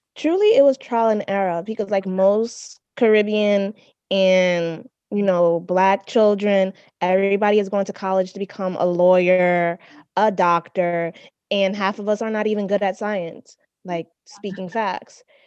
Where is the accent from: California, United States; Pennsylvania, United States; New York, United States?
New York, United States; New York City; moved away as an adult; also born or lived in University of Texas; I am from the Bronx.